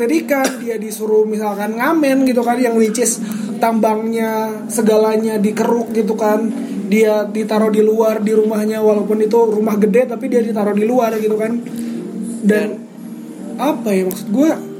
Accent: Java, Indonesia; kita orang Jawa

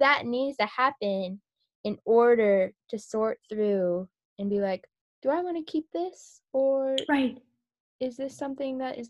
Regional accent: United States; realizing, oh, I'm Korean American and like stepping into that.

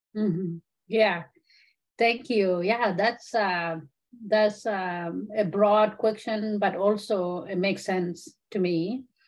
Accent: Kakuma, Turkana County, Kenya; also born or lived in South Sudan; now in Michigan, United States; Kakuma refugee camp, I grew up there

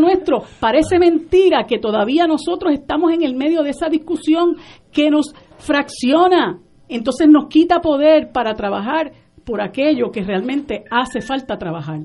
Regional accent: Puerto Rico

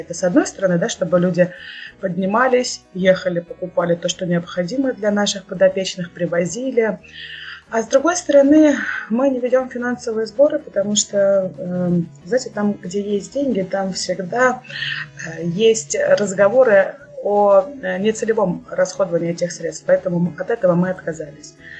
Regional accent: Kursk Oblast, Russia; now in Kursk, Russia; Сама родом я из Курской области, из многодетной семьи

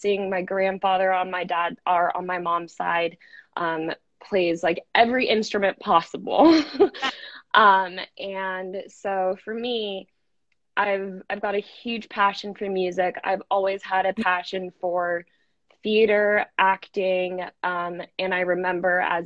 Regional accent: Denver, Colorado, United States; I'm originally from Denver. That's where I grew up. I've spent my entire childhood in Denver, Colorado

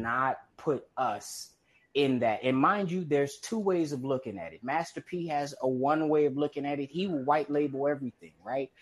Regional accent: Compton, California, United States; when I was growing up in Compton

